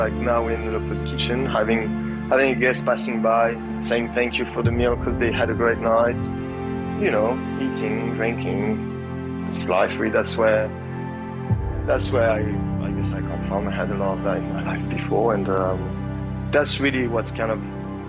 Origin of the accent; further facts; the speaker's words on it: Brittany, France; I come from Brittany, so from the northwest of France where, you know, it's all about fish and cider and English weather, basically.